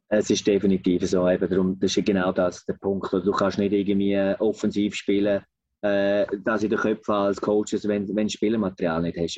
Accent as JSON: {"language": "German", "country": "Switzerland", "said": "bei uns in der Schweiz"}